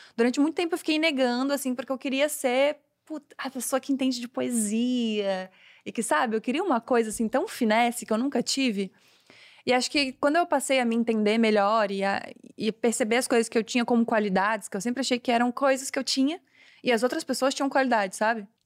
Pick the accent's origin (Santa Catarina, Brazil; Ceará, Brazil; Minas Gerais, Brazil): Santa Catarina, Brazil; Florianópolis; sou de Floripa